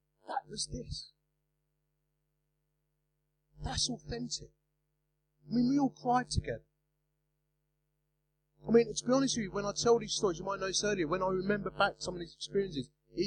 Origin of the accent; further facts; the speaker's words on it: Romford, London, United Kingdom; accent: Essex English; I'm from Romford, you know, I speak Essex English